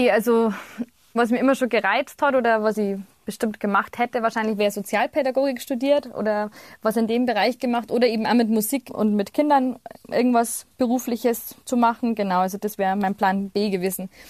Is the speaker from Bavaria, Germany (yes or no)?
yes; Bavaria, Germany; accent: Bavarian; first language Bavarian; auf Bayerisch, da war ich so 15 oder 16, dass das total erfüllend für mich ist. Einfach weil ich in meiner Muttersprache mir am besten ausdrücken kann und immer schon konnte.